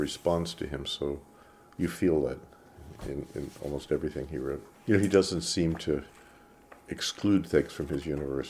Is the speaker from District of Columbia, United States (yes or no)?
no; Florida, United States; also born or lived in Montreal, Canada; now in France; I grew up in Florida